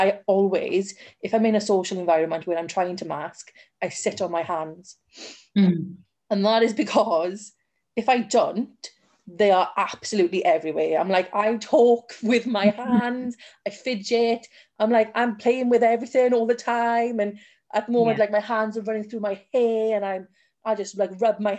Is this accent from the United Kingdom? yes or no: yes; South Wales, United Kingdom; I am from South Wales